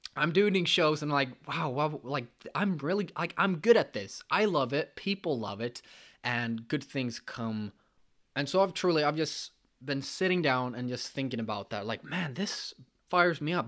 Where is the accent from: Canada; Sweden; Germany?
Sweden; I came from Sweden.